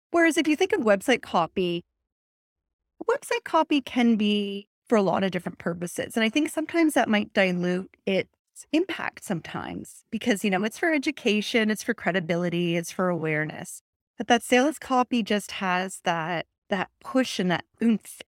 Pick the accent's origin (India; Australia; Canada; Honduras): Canada; now in Atlantic Canada, Canada; I'm Canadian